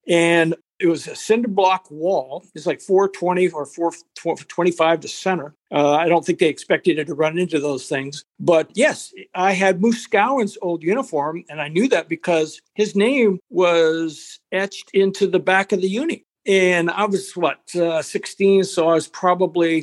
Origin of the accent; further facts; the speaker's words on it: Los Angeles, California, United States; also born or lived in Chicago, Illinois; I grew up